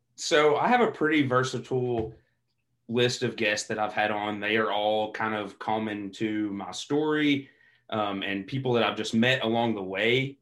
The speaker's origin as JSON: {"language": "English", "region": "Eastern Kentucky", "country": "United States", "tie": "born or raised there", "said": "growing up in Eastern Kentucky"}